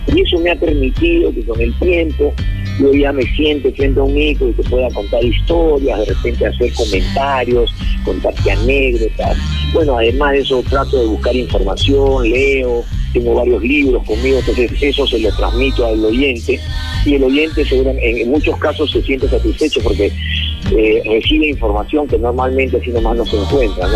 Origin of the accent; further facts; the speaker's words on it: Peru; nosotros normalmente como peruanos